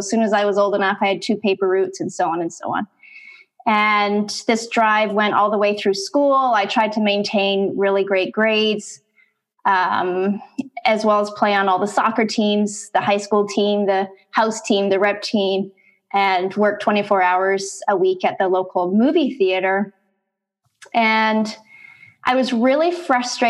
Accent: Canada; now in San Diego, United States; I'm actually from Canada. I'm Canadian, living in San Diego right now

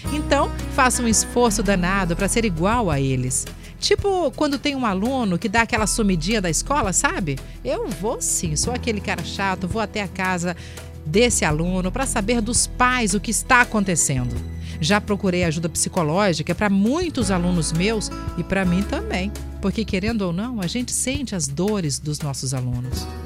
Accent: Teófilo Otoni, Minas Gerais, Brazil; now in Vila Velha, Brazil; sou de Teófilo Otoni, Minas Gerais, mas hoje moro em Vila Velha com minha nega

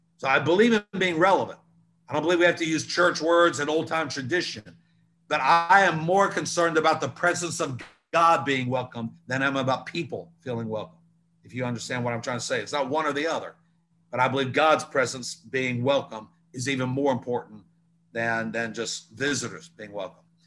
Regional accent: Newport News, Virginia, United States; growing up in Newport News, Hampton, Virginia

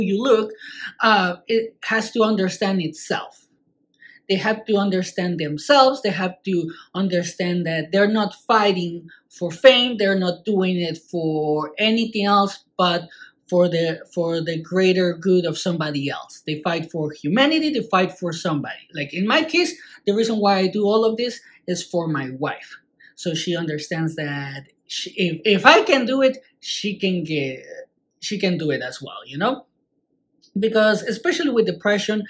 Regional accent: Mexico; I'm from Mexico

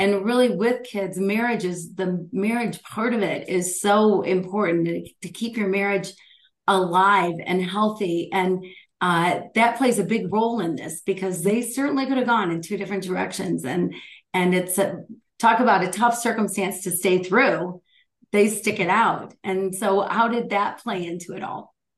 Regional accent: Michigan, United States; Michigan, my home state

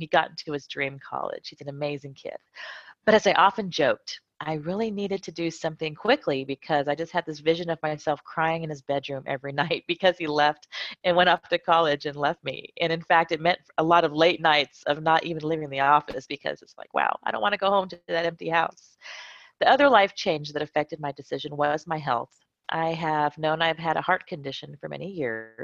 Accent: California, United States; moved away as an adult; also born or lived in Lakenheath, Suffolk, United Kingdom; now in Madrid, Spain; I was born in Lakenheath in West Suffolk County in the UK. And then I proceeded to live my whole life, most of my life in California. And now I live in Madrid, Spain.

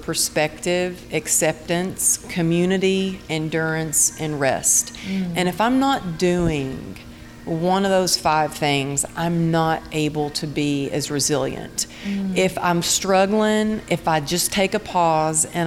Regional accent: Texas, United States; growing up in Texas

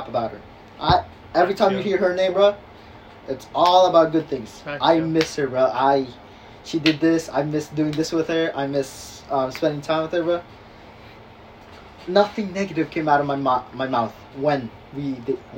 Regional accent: Philippines; I'm Filipino

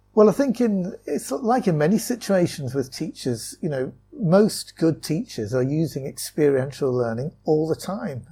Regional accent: Wallasey, North West England, United Kingdom; moved away as an adult; also born or lived in Loughborough; now in China; I grew up in, in Wallasey in, in Merseyside

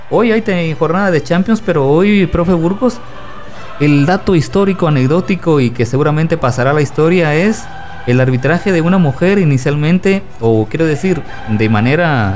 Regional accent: Guatemala; como guatemalteco

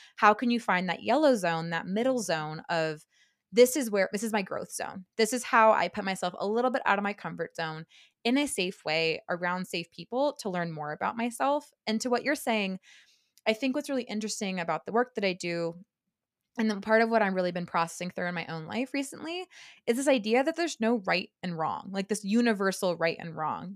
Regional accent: Silicon Valley, the Bay Area, California, United States; I grew up in California. Um, I I'm from the Silicon Valley, the Bay Area

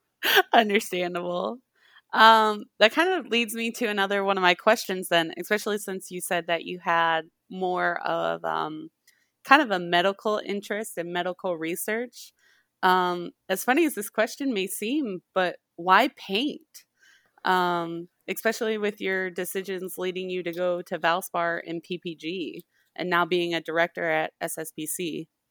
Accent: Winnebago, Illinois, United States; moved away as an adult; also born or lived in Decatur, Illinois; now in Mississippi, United States; I'm originally from Winnebago, Illinois. Very small farming community, um, in, right on the Wisconsin, Illinois border. Um, and I went to high school there and grew up there most of my life

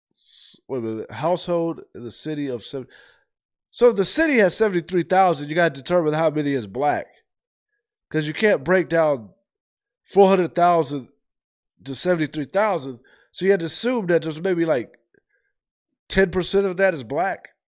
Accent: Ohio, United States; now in Georgia, United States; I'm from the north. I'm from Ohio

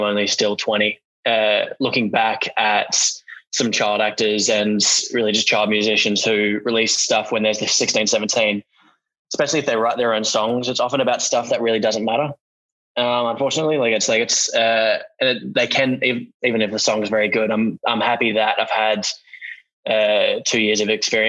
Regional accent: Australia; born or raised there

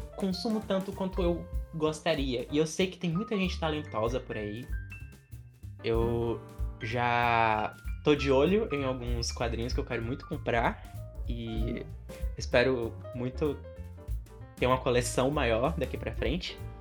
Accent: Bahia, Brazil; eu sou da Bahia, eu moro numa cidade aqui perto de Salvador.

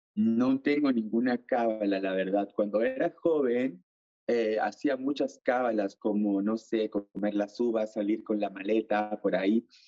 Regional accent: Iquitos, Loreto, Peru; also born or lived in Lima, Peru / Chile; now in France; yo soy de Iquitos, de la selva del Perú

